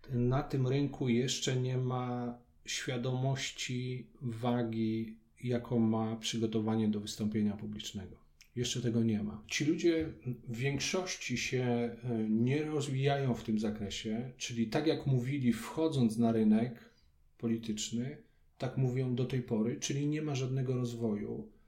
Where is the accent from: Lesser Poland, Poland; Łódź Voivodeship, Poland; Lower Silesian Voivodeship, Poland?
Lesser Poland, Poland; Kraków; tam gdzie chodziłem do podstawówki, bo jestem krakusem.